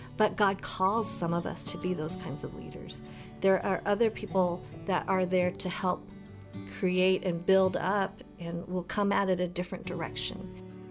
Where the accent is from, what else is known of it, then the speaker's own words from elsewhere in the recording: Colorado, United States; as a young girl growing up in Colorado